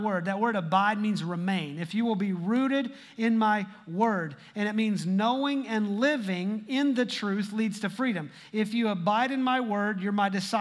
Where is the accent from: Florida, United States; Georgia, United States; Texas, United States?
Texas, United States; Texas because that's where I live